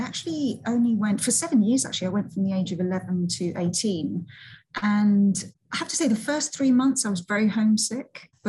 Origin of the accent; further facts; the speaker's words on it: Seville, Andalusia, Spain; born there; So I was born in Seville. My mum was Spanish, my dad is Scottish, and that was amazing, just being brought up with two different cultures.